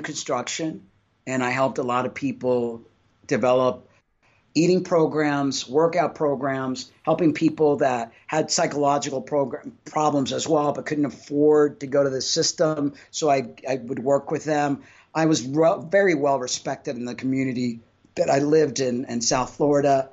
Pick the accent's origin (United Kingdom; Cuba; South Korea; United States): Cuba; I'm Cuban. I was born in Cuba